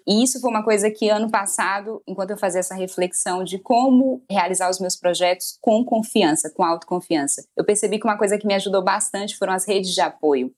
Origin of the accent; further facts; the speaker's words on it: Maranhão, Brazil; moved away as an adult; also born or lived in Goiânia; Eu sou do Maranhão, fui cursar jornalismo em Goiânia